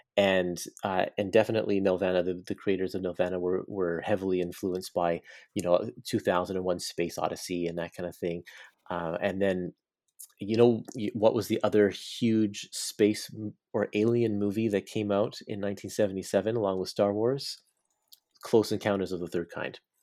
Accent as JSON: {"language": "English", "town": "Burnaby", "region": "British Columbia", "country": "Canada", "tie": "born or raised there", "said": "in my hometown of Burnaby, British Columbia"}